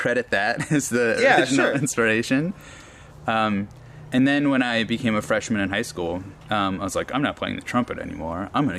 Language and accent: English; Solway, Tennessee, United States; also born or lived in Knoxville, Tennessee; I was born in East Tennessee. I was born at the University of Tennessee, Knoxville Hospital. But I grew up in a very small town called Solway in East Tennessee. That's a real place. Halfway between Knoxville and Oak Ridge, Tennessee.